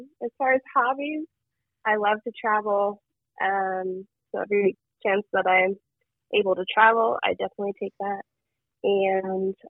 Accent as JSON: {"language": "English", "town": "London", "region": "Ohio", "country": "United States", "tie": "born or raised there", "also_born_or_lived": "Dayton, Ohio", "moved": "as an adult", "lives_now": "New York City, United States", "said": "I grew up in London, lived in Dayton, Ohio for a number of years"}